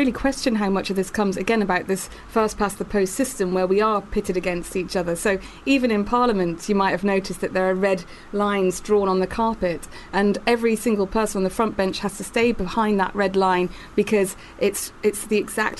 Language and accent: English; Newport, Wales, United Kingdom; moved away; Yeah, I'm from Wales. So I was from Newport in South Wales.